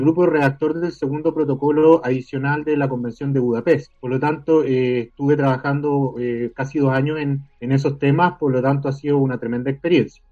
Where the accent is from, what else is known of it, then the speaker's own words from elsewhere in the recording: Chile; yo soy abogado, soy de Chile y trabajo actualmente en el Ministerio Público